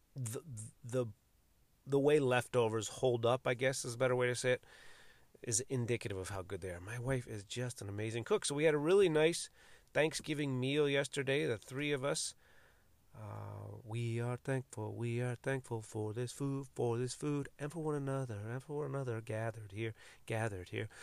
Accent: United States; my nationality as an American citizen

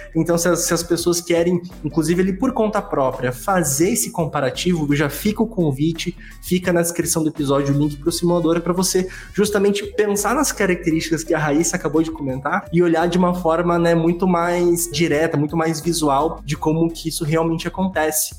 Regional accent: Brazil; Como brasileiro

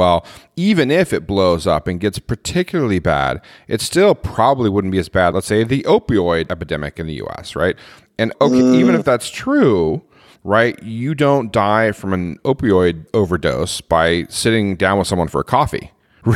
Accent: United States; moved away; I'm American

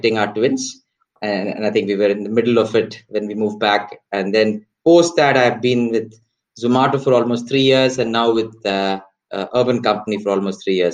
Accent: Chennai, Tamil Nadu, India; moved away as an adult; also born or lived in United States; fairly a small town boy, mostly grew up in South. Large part of it was also in Chennai.

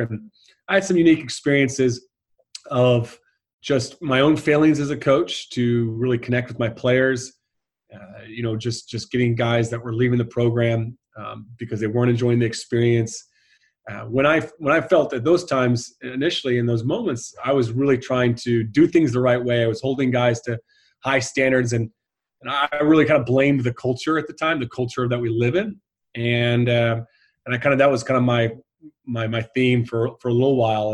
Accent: United States; moved away as an adult; also born or lived in Ireland; being an American over there was quite popular

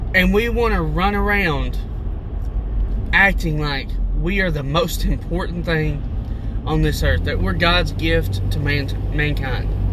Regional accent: United States; My nationality is an American

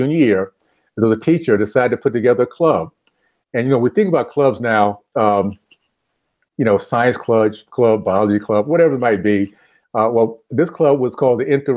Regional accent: Tallahassee, Florida, United States; I grew up in the Deep South, Tallahassee, Florida, the days of Jim Crow, KKK segregation

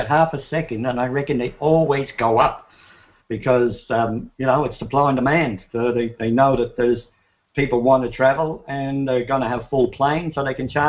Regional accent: Ireland; moved away; I come from Ireland, had enough of it there, so I like the hot weather.

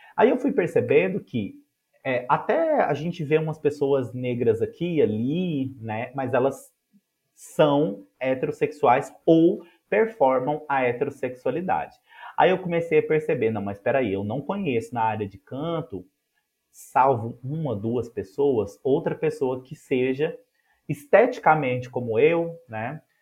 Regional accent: Ituiutaba, Minas Gerais, Brazil; Tiutaba, minha cidade natal, em Minas Gerais

